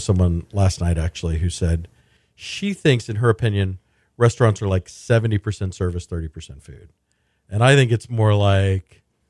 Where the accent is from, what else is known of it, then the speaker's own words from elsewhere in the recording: Sugar Land, Texas, United States; I grew up eating in Sugar Land, eating Voss's Barbecue, which is, Greek owned, sort of Damaris Pappas style, lean, mild smoke flavor.